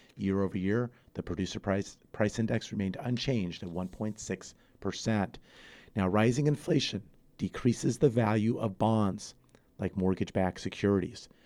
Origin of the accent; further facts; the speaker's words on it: San Fernando Valley, Southern California, United States; also born or lived in Santa Barbara / Ventura County; Born and raised in Southern California, San Fernando Valley